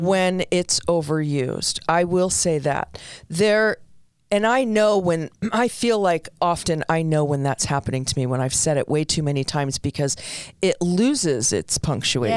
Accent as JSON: {"language": "English", "town": "New York City", "region": "New York", "country": "United States", "tie": "born or raised there", "said": "When I was young, growing up in the Bronx, I came from an Italian family."}